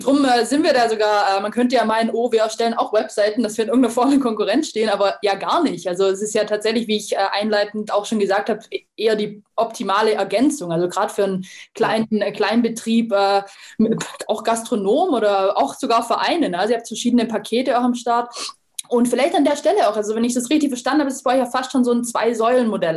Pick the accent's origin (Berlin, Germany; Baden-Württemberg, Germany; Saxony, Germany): Baden-Württemberg, Germany; Lake Constance region; aus meiner Heimat, vom, aus der Bodenseeregion, aus Weingarten